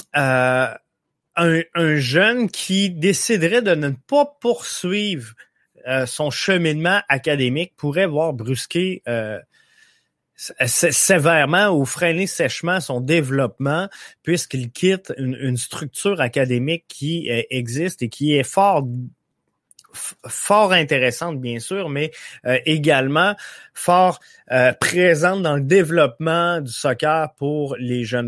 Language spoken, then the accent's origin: French; Quebec, Canada; chez nous au Québec